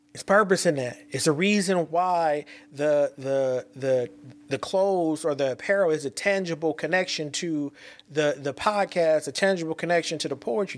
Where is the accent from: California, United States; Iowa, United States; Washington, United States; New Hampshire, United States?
California, United States; I'm from Cali